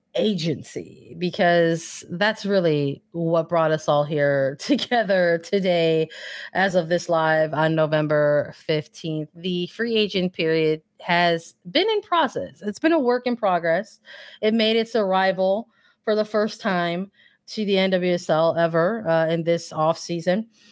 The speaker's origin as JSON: {"language": "English", "town": "Chicago", "region": "Illinois", "country": "United States", "said": "I'm from Chicago"}